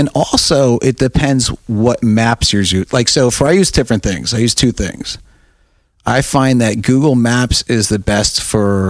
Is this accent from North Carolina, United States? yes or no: no; South River, New Jersey, United States; I'm from South River.